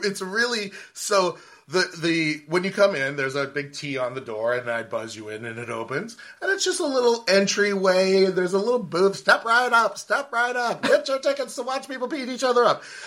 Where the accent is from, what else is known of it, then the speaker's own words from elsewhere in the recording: California, United States; I was born in California